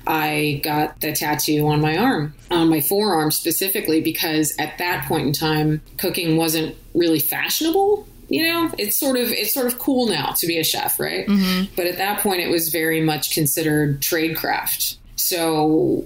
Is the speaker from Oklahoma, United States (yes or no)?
no; California, United States; moved away; also born or lived in Chicago; growing up in California